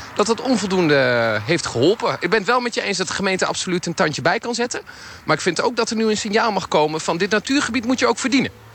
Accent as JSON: {"language": "Dutch", "town": "Nijmegen", "region": "Gelderland", "country": "Netherlands", "said": "als Nijmegenaar"}